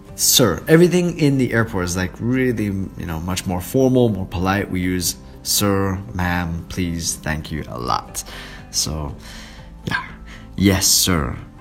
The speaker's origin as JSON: {"language": "English", "region": "Oregon", "country": "United States", "tie": "born or raised there", "moved": "yes", "said": "my hometown"}